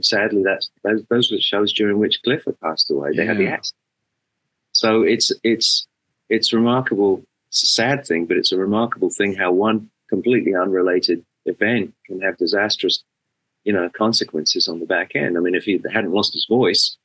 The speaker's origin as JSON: {"language": "English", "region": "England", "country": "United Kingdom", "tie": "born or raised there", "moved": "as an adult"}